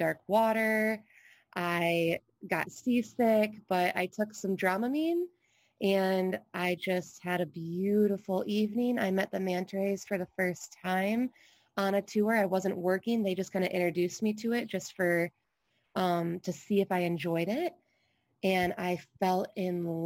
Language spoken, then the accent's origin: English; Michigan, United States; now in Hawaii, United States; I grew up in Michigan, which is absolutely beautiful